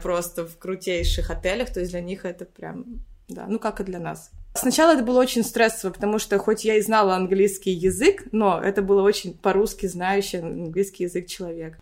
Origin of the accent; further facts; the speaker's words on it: Rybinsk, Yaroslavl Oblast, Russia; moved away as an adult; also born or lived in Moscow, Russia; now in Cyprus; Я родилась в Рыбинске. Это город под э, Ярославлем